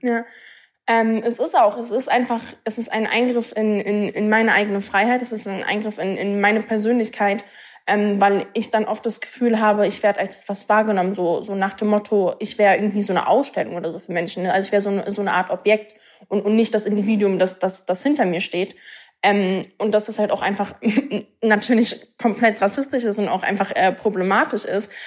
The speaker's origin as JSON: {"language": "German", "region": "Berlin", "country": "Germany", "tie": "born or raised there", "said": "Ich bin, ich bin in Berlin geboren, so, ne? Ich, ich bin Deutsche."}